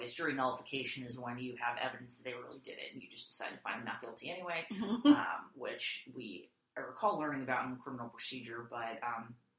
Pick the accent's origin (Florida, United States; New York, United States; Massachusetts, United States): Massachusetts, United States; I grew up in Massachusetts